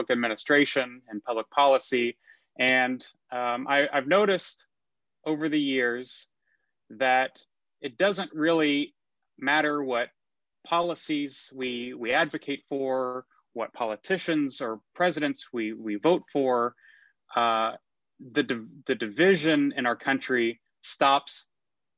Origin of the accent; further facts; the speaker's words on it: McKinney, Texas, United States; moved away; also born or lived in New York; I am a native Texan. I grew up in McKinney, Texas.